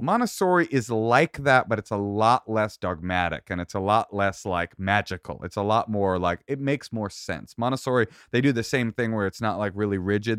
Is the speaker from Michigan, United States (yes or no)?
no; Oakland, California, United States; I grew up in Oakland